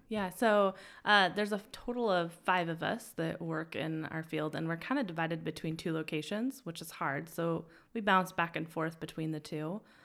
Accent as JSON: {"language": "English", "town": "Twin Falls", "region": "Idaho", "country": "United States", "also_born_or_lived": "Utah / Boise", "said": "I'm actually from Idaho. Yeah. So Um, small town in the middle of nowhere near South Central Idaho, Twin Falls area."}